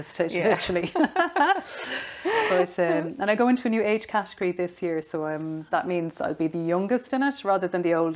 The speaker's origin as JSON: {"language": "English", "area": "Tipperary", "region": "Munster", "country": "Ireland", "moved": "yes", "said": "I'm from Tipperary"}